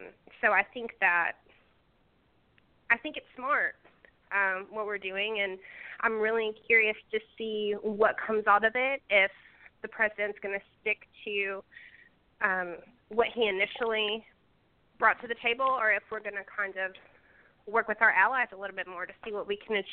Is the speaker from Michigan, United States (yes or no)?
yes; Michigan, United States; moved away; I was born and raised in Michigan. I don't live there anymore. But all of my family is still there. My mother and father are still there.